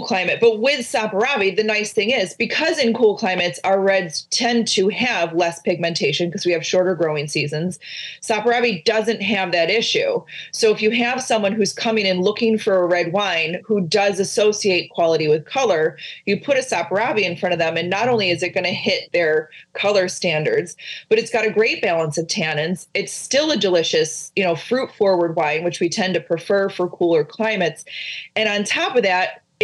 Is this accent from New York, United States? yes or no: yes; Finger Lakes, New York, United States; I grew up in the Finger Lakes